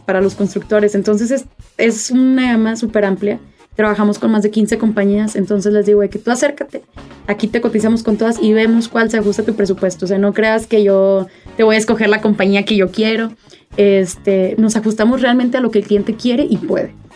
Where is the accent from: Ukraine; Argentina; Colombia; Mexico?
Mexico; somos el futuro de México